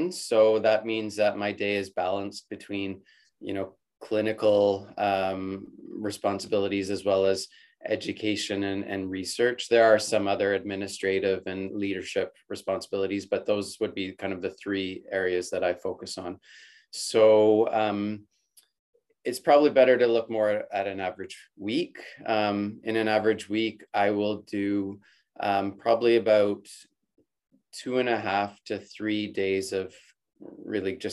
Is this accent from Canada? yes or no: yes; Calgary, Alberta, Canada; I'm born and raised in Calgary, and I did my undergraduate degree there